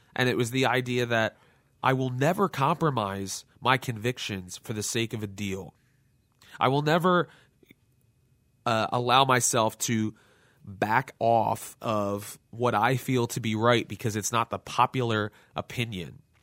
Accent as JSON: {"language": "English", "town": "Lansdale", "region": "Pennsylvania", "country": "United States", "tie": "born or raised there", "said": "my hometown Lansdale"}